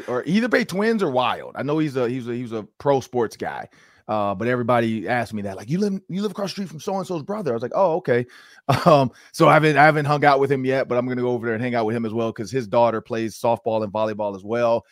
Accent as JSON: {"language": "English", "town": "Detroit", "region": "Michigan", "country": "United States", "said": "I'm from Detroit, and I play for the Ravens"}